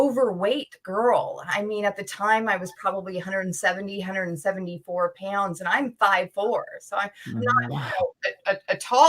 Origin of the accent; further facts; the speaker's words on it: San Jose, California, United States; also born or lived in Idaho / Germany; And then we wound up in San Jose. And so in California. And so I was raised in California. But later I got married and I lived in Europe. I lived in Germany for a number of years and then made my way back to California.